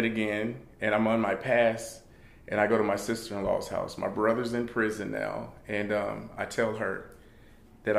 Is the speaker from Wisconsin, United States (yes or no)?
no; California, United States; We're from California